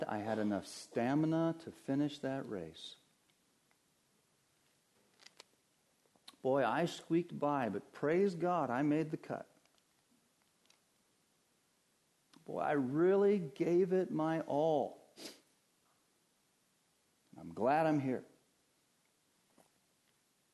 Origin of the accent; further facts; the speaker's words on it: Colorado, United States; moved away; I grew up in Colorado